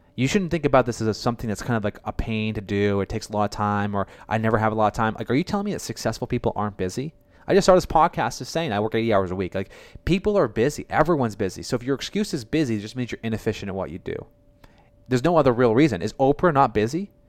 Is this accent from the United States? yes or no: yes; Boston, Massachusetts, United States; I'm from Boston